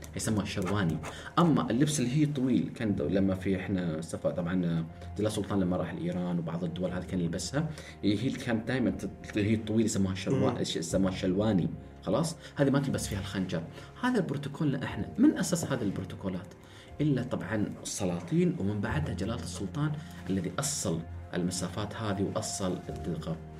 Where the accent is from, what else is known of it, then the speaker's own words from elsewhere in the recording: Oman; احنا في عمان